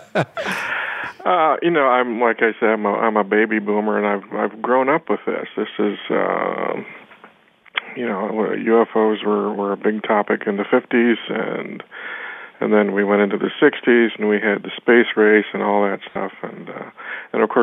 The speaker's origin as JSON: {"language": "English", "region": "Ohio", "country": "United States", "tie": "born or raised there", "moved": "as an adult", "lives_now": "Tucson, United States", "said": "Originally, I was from Ohio. And, you know, the Tucson, the southwestern Arizona landscape, was like I had been, you know, transported into an alien world. It was so radically different from what I'd grown up with in the Midwest"}